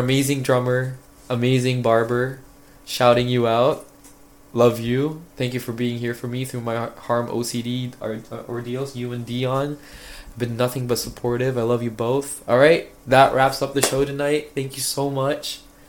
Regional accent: Philippines; I'm Filipino. How do I not know this?

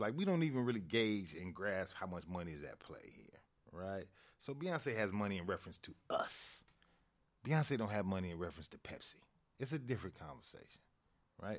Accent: Chicago, Illinois, United States; growing up in Chicago

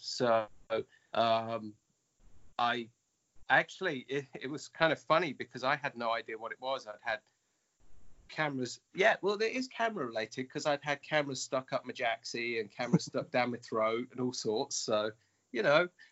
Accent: United Kingdom; now in Japan; I may be in Japan, but I'm I'm British

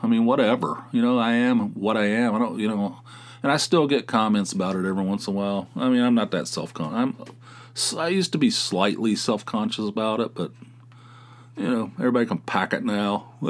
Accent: West Virginia, United States; moved away; also born or lived in California; I grew up in West Virginia. I have a slight accent.

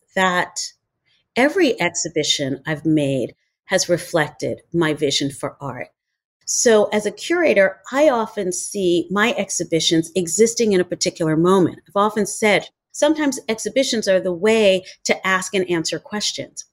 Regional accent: New York City, New York, United States; I grew up in New York City

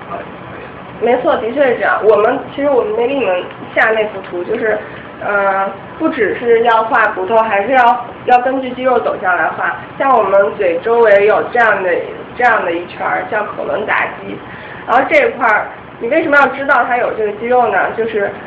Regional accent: Jinan, Shandong, China; moved away; also born or lived in Beijing / Michigan; 我是济南的

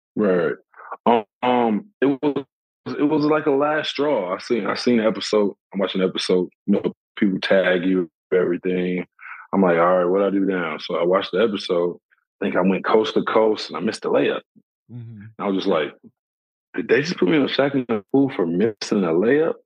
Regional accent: Flint, Michigan, United States; I'm from Flint

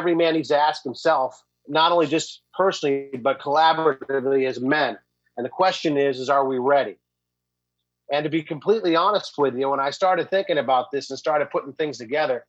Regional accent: United States; us as American males

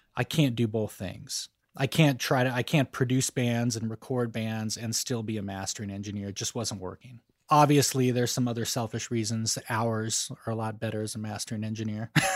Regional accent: Boulder, Colorado, United States; moved away as an adult; also born or lived in Sacramento, California / Los Angeles, California / Bay Area, California; now in Nashville, United States; Outside of Boulder, Colorado, kind of in a rural area in between Boulder and a town called Longmont

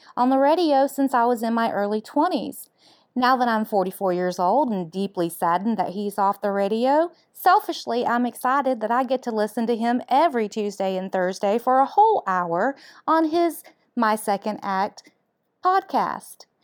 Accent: Lawrenceville, Georgia, United States; I'm from Lawrenceville, Georgia. I've lived in Georgia my entire life

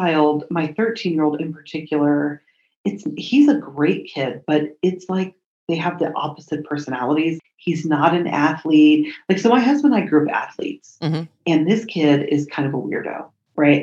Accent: Colorado, United States; I'm from Colorado

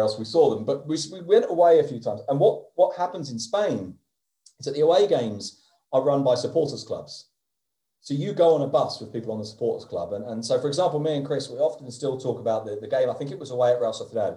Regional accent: London, United Kingdom; moved away; also born or lived in Oviedo; being a Londoner

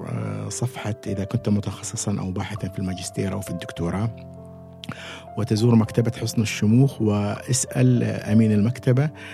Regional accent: Oman; أكون عماني وأن تكون بلدي

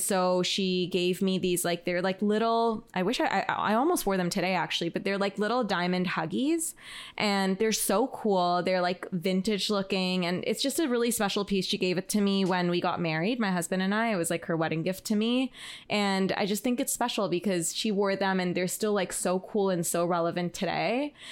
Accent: Toronto, Ontario, Canada; moved away; I'm originally from Toronto

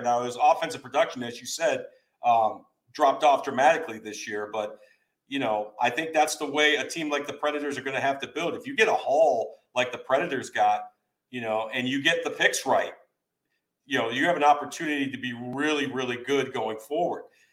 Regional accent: New York, United States; now in Nashville, United States; I'm from New York

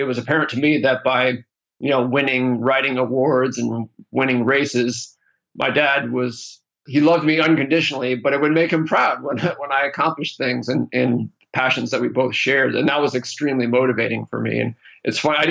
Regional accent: East Coast, United States; moved away as an adult; now in California, United States; I grew up in the East Coast, but moved to California in 1995, a couple years out of college

